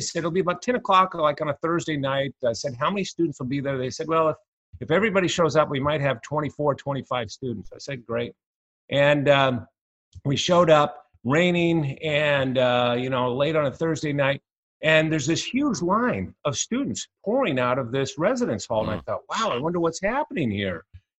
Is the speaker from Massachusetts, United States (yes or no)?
yes; Boston, Massachusetts, United States; also born or lived in Chicago / Los Angeles; now in Seattle, United States; But Anyway, I grew up in Boston. Dad was a university president there, and we moved to Chicago and went to college there and graduate school in Los Angeles and postdoc fellowship up here in Seattle